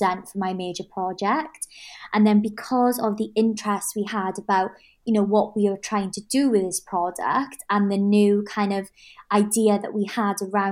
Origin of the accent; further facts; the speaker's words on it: Swansea, Wales, United Kingdom; I'm Welsh. So that's kind of a little nod to like Swansea and like where I come from, my family roots.